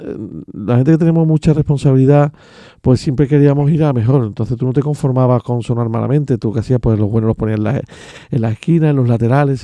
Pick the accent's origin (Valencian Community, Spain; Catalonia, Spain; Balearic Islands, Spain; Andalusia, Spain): Andalusia, Spain; Seville; now in Castilleja de la Cuesta, Spain; Yo nací en La Macarena, pero yo me crié en San Román, Pumarejo, eh, San Marco